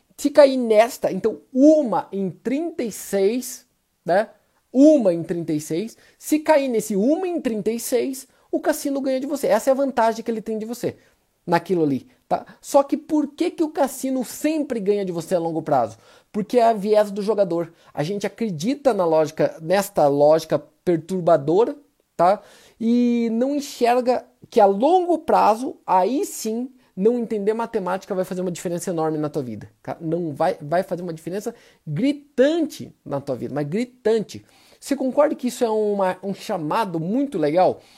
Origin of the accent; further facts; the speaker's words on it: Brazil; Eu sou brasileiro